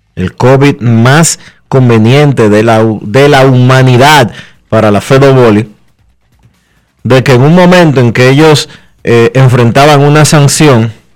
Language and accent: Spanish; Dominican Republic; los dominicanos somos tigres